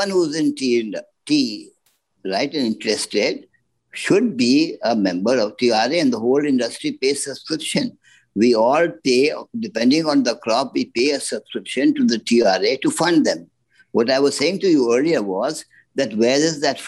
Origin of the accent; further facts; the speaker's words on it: Dehradun, Uttarakhand, India; my grandfather, who was in Dehradun, my hometown